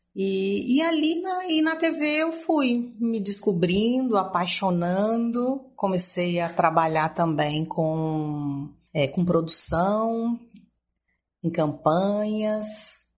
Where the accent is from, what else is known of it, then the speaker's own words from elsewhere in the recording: Gurupi, Tocantins, Brazil; also born or lived in Espírito Santo / Goiânia; Eu sou, eu sou capixaba, criada em Gurupi